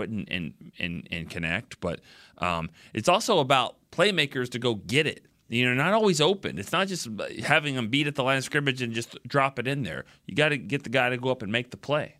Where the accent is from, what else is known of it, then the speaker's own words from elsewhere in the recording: Texas, United States; we're from Texas